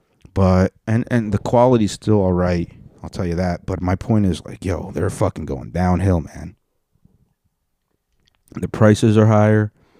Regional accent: Texas, United States; you know, I'm from the South. I'm from Texas, and we're polite

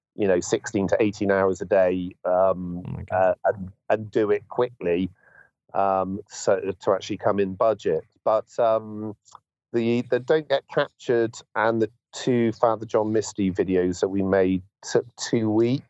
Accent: Bristol, South West England, United Kingdom; my hometown of Bristol

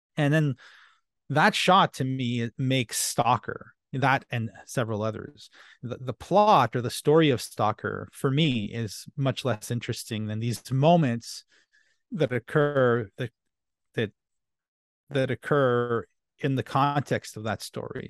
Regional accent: Canada; first language French; English is a second language; I'm French Canadian

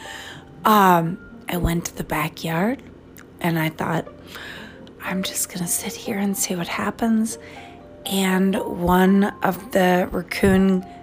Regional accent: East Coast, United States; now in Minnesota, United States; I don't have a southern accent because I'm from the East Coast and I live in Minnesota

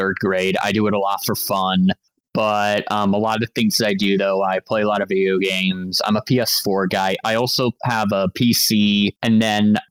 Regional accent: Omaha, Nebraska, United States; I'm actually from Omaha, Nebraska.

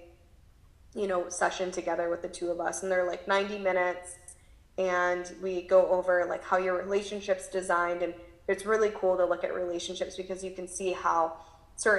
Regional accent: Midwest, United States; now in California, United States; growing up in the Midwest and now living in California

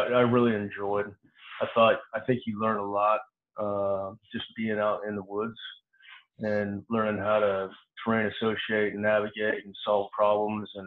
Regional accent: Clinton, Missouri, United States; I grew up in a small farm town, about 5,000 people when I was growing up. It's in central Missouri, small town called Clinton, Missouri

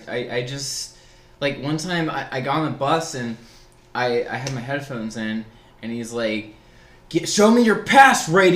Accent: Long Beach, California, United States; moved away as an adult; also born or lived in Norfolk, Virginia / Chicago area; now in Portland area, United States; I was born and raised in Long Beach. Yeah. For 18 years. And then went into the military right after high school.

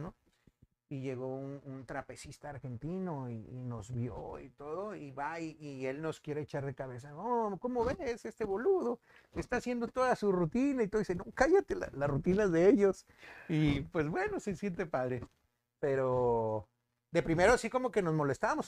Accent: Monterrey, Nuevo León, Mexico; Soy regio 100%, soy de mero Monterrey

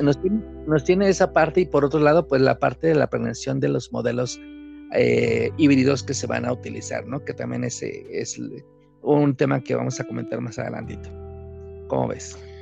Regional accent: Chiapas, Mexico; now in Mexico City, Mexico; yo hablo ahorita como chapaneco, yo por supuesto, a pesar de que vivo en la Ciudad de México y trabajo aquí y todo mi entorno está aquí ahorita, pues vengo del estado de Chiapas

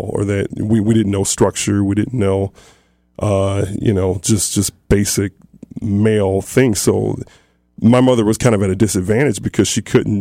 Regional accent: Toledo, Ohio, United States; I grew up basically in South Toledo, in the inner city

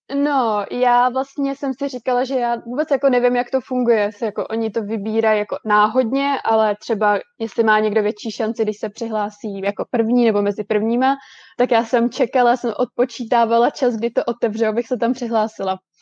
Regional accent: Most, Ústí nad Labem Region, Czechia; moved away as an adult; now in Vancouver, Canada; já jsem ze severních Čech, já jsem z Mostu

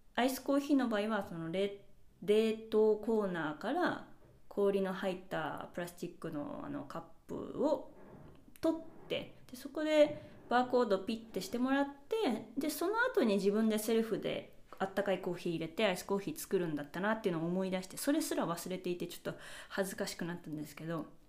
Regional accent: Japan; first language Japanese; moved away; 日本語で自分の母語

